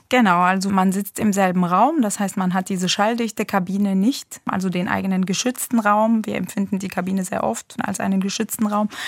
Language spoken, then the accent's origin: German; Egypt; moved away as an adult; now in Germany; mein sprachlicher Hintergrund ist ägyptisch. Ich bin gebürtige Ägypterin. Ich habe aber in Ägypten tatsächlich eine komplett deutsche Schulbildung genossen